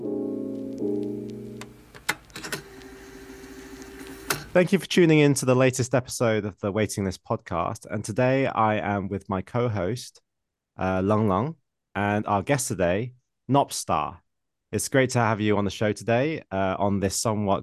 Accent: England, United Kingdom; now in Shanghai, China; I'm from England

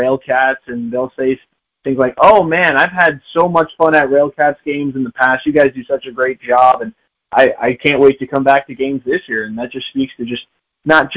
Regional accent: Chicago, Illinois, United States; myself being a Chicagoan

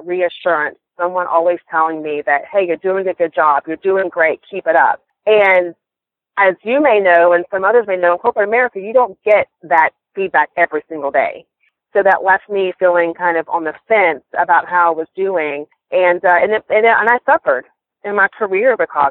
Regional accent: Atlanta, Georgia, United States; moved away as an adult; now in Pensacola, United States; I am originally from Atlanta, Georgia, and I moved here to Pensacola about 7 years ago when I met my husband

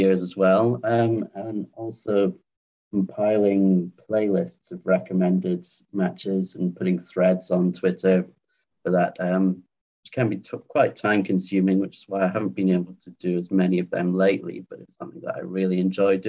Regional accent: Edinburgh, Scotland, United Kingdom; also born or lived in London / Thailand; now in Salford, United Kingdom; I was born in London, but spent most of my childhood in Edinburgh in Scotland. But I currently live in Salford in Greater Manchester

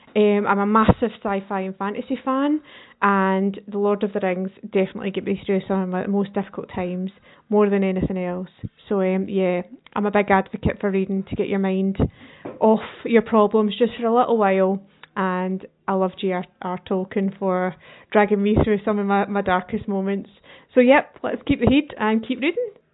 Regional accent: Lanark, Scotland, United Kingdom; I'm from Lanark in Lanarkshire

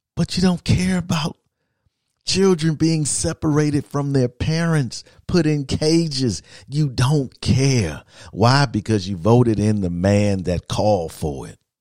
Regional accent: Midwest, United States; moved away; I'm from the Midwest

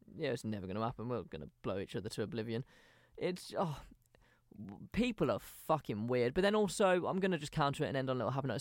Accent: England, United Kingdom; we're from England

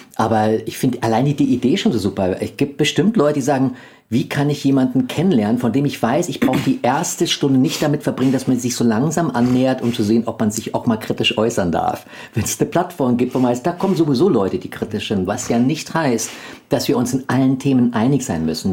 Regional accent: Germany; als Deutsche

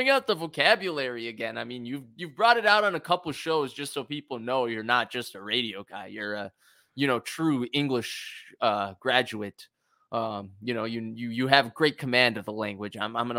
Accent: Chicago suburbs, Illinois, United States; I grew up in the Chicago suburbs.

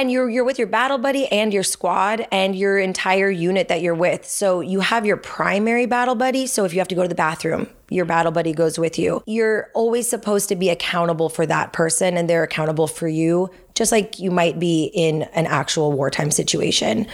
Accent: Los Angeles, California, United States; moved away as an adult; I grew grew up in Chatsworth, so I haven't gone far in a full circle kind of way. I grew up in the Valley

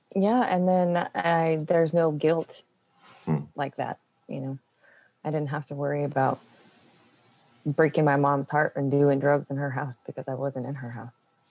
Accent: New Mexico, United States; also born or lived in West Texas; I was born in West Texas, and I was I grew up in a little tiny town. And then when I was about seven, we moved to New Mexico

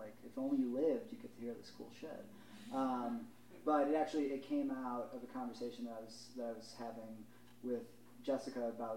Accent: Chicago, Illinois, United States; moved away as an adult; now in Philadelphia, United States; growing up in the Midwest, living in Chicago

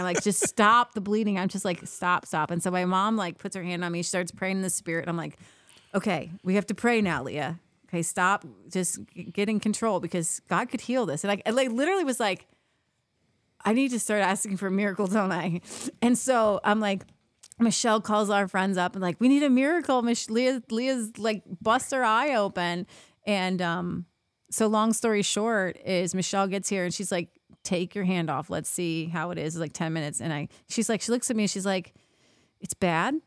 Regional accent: Cincinnati, Ohio, United States; I'm from Cincinnati, right over the river

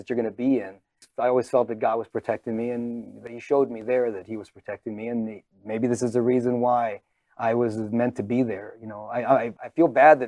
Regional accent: San Antonio, Texas, United States; now in Poway, United States; when I was growing up in San Antonio

